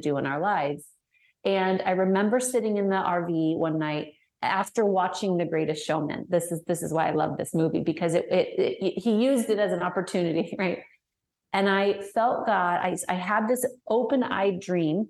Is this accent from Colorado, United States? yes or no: yes; Denver, Colorado, United States; moved away as an adult; now in Arkansas, United States; I'm originally from Denver